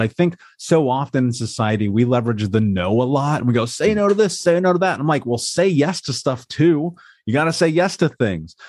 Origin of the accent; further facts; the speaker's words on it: Indianapolis, Indiana, United States; I grew up in America. I grew up in Indianapolis